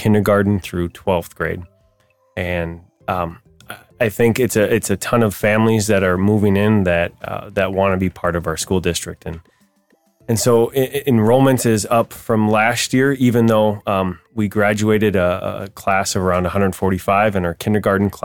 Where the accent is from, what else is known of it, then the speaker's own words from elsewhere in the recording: Pierz, Minnesota, United States; moved away as an adult; also born or lived in Little Falls / Sartell; now in Pequot Lakes, United States; I grew up in Pierce